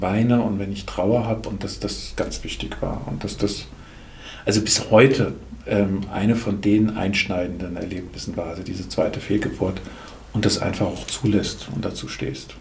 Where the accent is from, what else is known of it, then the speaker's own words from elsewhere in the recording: Lahnstein, Rhineland-Palatinate, Germany; now in Urbar, Germany; Bin aufgewachsen ursprünglich in Lahnstein, bin da auch in der Großfamilie groß geworden